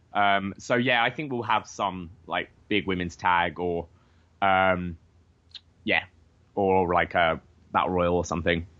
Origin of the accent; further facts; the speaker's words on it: London, United Kingdom; now in Canada; I was like, "Oh, London, England